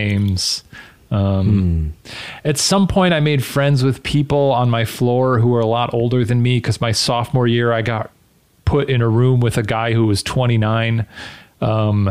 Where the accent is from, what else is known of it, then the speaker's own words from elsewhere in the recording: outside Chicago, Illinois, United States; I grew up outside Chicago in a suburb